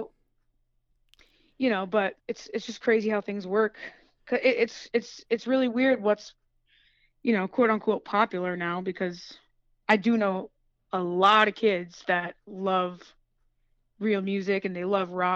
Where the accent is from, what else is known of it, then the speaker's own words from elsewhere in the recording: New York, United States; I'm from New York